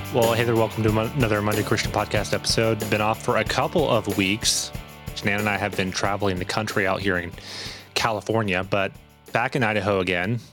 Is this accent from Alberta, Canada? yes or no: no; Northern Ontario, Canada; moved away; also born or lived in Montreal / United States; I was raised in Northern Ontario, but yes, I lived half my life in the United States